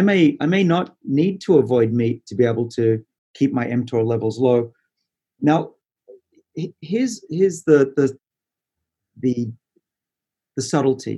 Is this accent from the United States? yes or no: no; Australia; I'm Australian